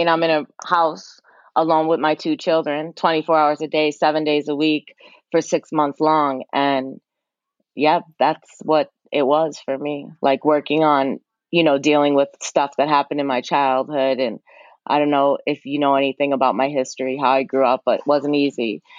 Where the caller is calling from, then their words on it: New York, United States; Yeah, I'm in New York. New York.